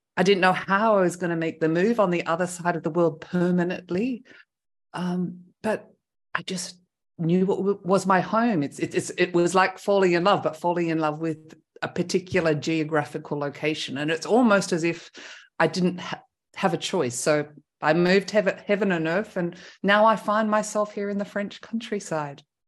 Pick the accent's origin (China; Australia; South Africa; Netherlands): Australia; moved away as an adult; now in France; first winter as an Australian was pretty cold.